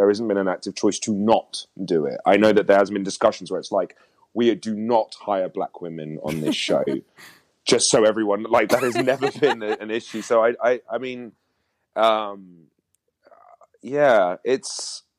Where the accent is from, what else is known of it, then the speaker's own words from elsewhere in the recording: London, United Kingdom; moved away as an adult; I grew up in London.